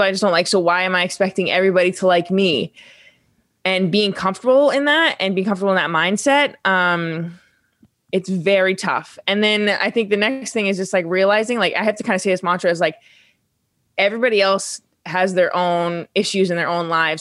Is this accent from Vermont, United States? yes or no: yes; Vermont, United States; I come from Vermont, which is not a big sports state